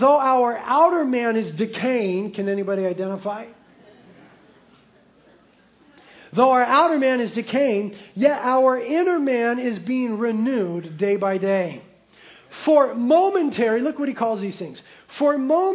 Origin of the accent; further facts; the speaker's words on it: United States; as American Christians